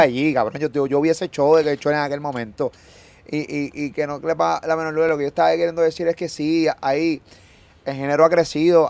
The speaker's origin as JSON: {"language": "Spanish", "country": "Puerto Rico"}